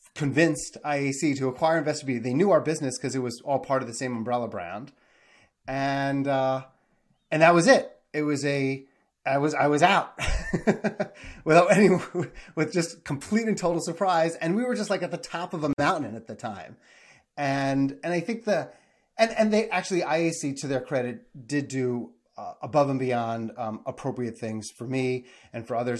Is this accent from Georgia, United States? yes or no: no; New York metro area, United States; also born or lived in Kentucky; grew up in the New York metro area